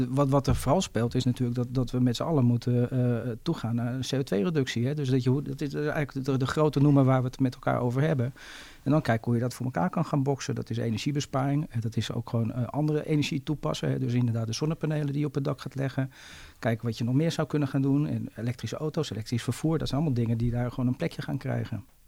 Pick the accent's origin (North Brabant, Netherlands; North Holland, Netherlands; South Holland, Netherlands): North Holland, Netherlands; Zaanstad; ik ben ook inwoner van Zaanstad